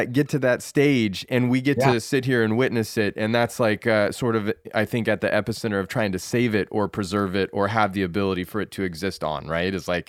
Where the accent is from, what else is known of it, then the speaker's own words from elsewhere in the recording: Rocky Mountains, United States; I mean, growing up in the Rockies, the Scopulorum variety of ponderosa pine is like, you know, the king of trees, as far as I'm concerned, like connects all the way back to my childhood.